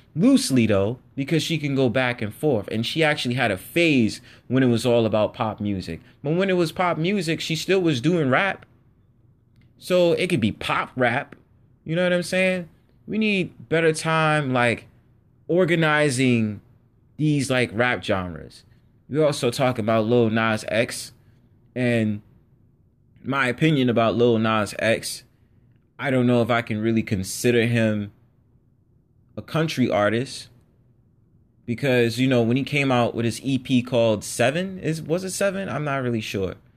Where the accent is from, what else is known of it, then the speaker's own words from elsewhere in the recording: New York City, New York, United States; I'm born in New York City and, you know, I was born in the Bronx